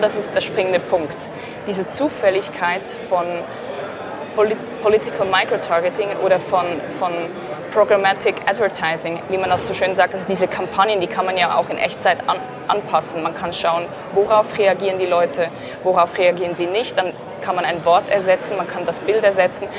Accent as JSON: {"language": "German", "region": "Zurich", "country": "Switzerland", "said": "ich komme aus Zürich."}